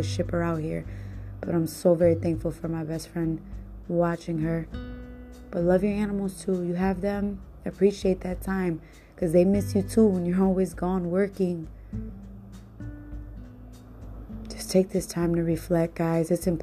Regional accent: Cleveland, Ohio, United States; also born or lived in Puerto Rico; I come from Cleveland, Ohio

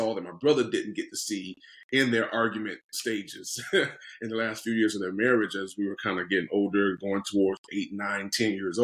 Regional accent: Norfolk, Virginia, United States; also born or lived in Chesapeake, Virginia; now in Southern California, United States; I'm born and raised in Virginia, native of born in Norfolk, Virginia, and lived in cities called Chesapeake and Virginia Beach, Virginia

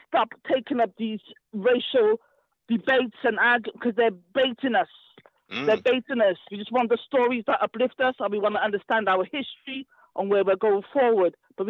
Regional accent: United Kingdom; we want to take control of our destiny in Britain as black people, as African people, as black British people.

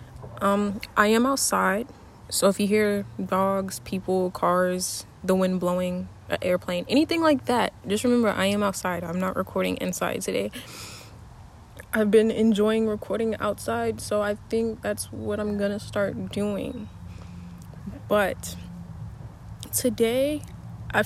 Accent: United States; I'm an American

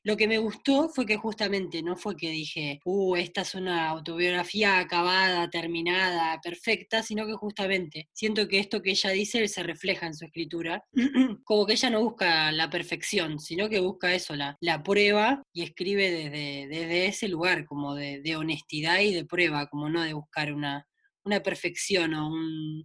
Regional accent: Doyle, Buenos Aires, Argentina; mi pueblo de Doile, en Santa Lucía

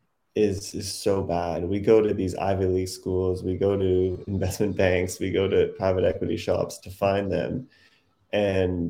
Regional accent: Canada; moved away as an adult; now in New York, United States; I'm Canadian, and I moved to New York in 2008

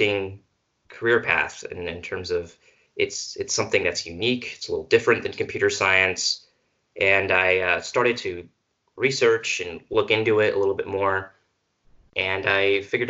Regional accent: Missouri, United States; I am from Missouri. I'm about 2 hours north of the university.

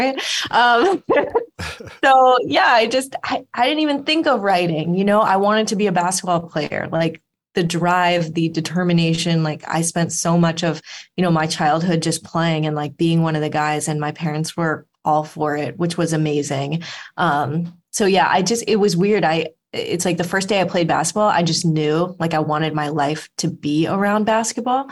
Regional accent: Los Angeles, California, United States; I grew up in Los Angeles

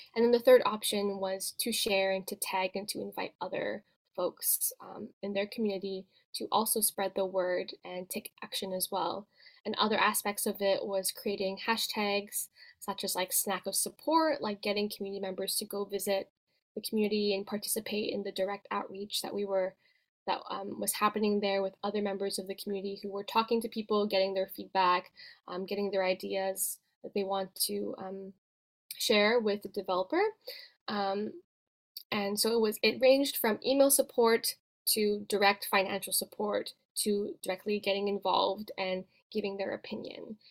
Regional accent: Vancouver, British Columbia, Canada; born or raised there

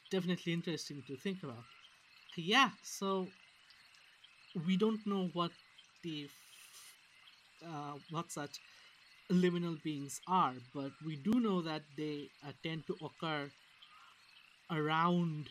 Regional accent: India; moved away; I come from India

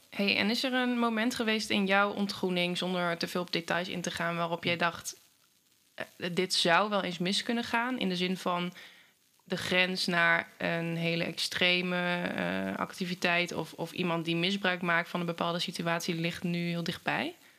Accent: Hengelo, Overijssel, Netherlands; ik kom uit Hengelo

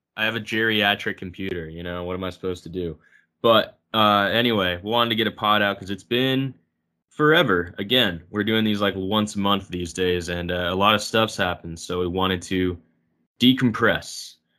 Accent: Spokane, Washington, United States; I grew up right around Spokane

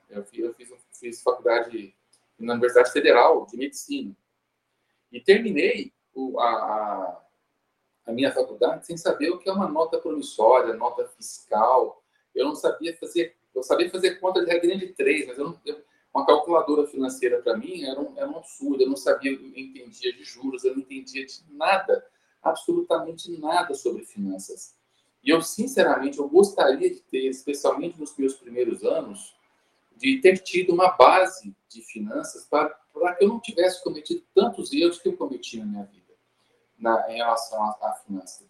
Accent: Uberlândia, Minas Gerais, Brazil; eu sou de Uberlândia, lá no Triângulo Mineiro

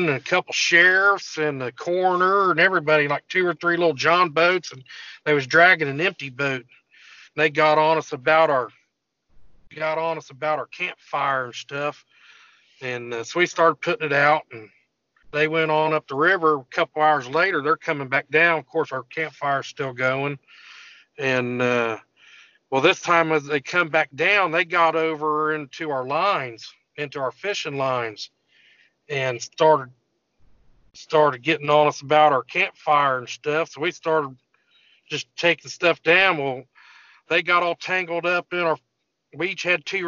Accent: Indiana, United States; I'm from Indiana

